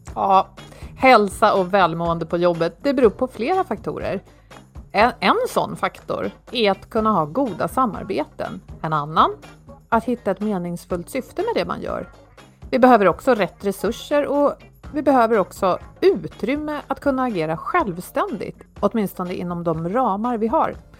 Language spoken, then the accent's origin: Swedish; Sweden